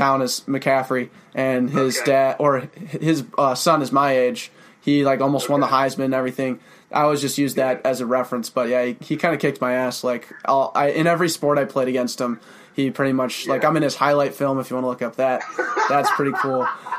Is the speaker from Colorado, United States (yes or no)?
yes; Colorado, United States; now in St. Paul, United States; Andrew and I have been here for the last 4 years, but what we didn't make known to you is I'm from Colorado.